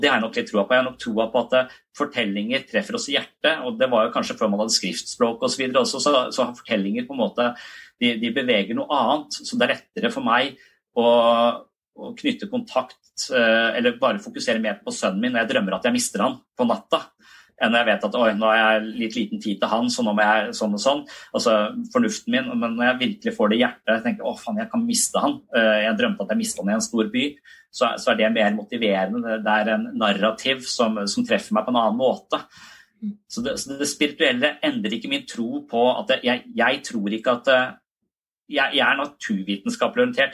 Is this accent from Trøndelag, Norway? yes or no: no; Tønsberg, Vestfold, Norway; now in Kristiansand, Norway; jeg er fra Tønsberg, og så flytta jeg til Kristiansand